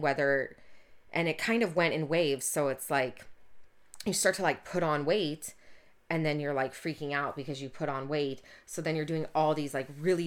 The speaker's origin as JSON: {"language": "English", "area": "Orange County", "region": "Southern California", "country": "United States", "tie": "born or raised there", "said": "growing up in Orange County"}